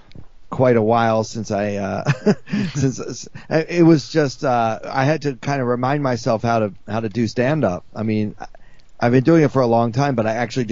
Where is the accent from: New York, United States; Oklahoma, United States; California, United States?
New York, United States; New York City; Comedy clubs in New York City open again next week, and I have some, you know, I have some appearances scheduled here in my hometown